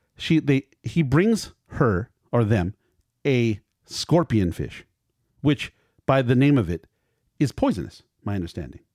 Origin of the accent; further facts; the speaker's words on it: Culver City, California, United States; my hometown, Culver City